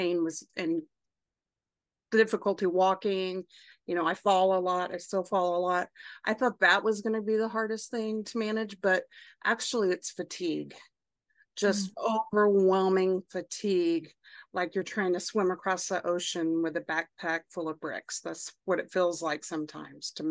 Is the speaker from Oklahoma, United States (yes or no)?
yes; Oklahoma, United States; moved away as an adult; now in Austin, United States; I am 48 and I grew up in Oklahoma.